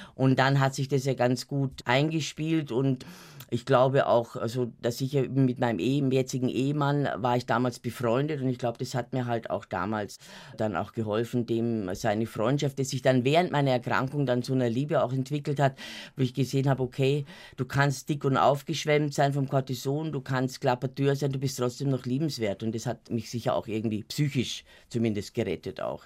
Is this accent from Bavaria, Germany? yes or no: yes; Munich, Bavaria, Germany; Ich bin am Rand von München aufgewachsen, am Kieferngarten